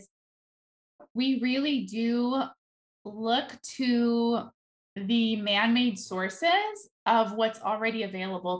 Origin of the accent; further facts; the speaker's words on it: Netherlands; moved away; I grew up in Holland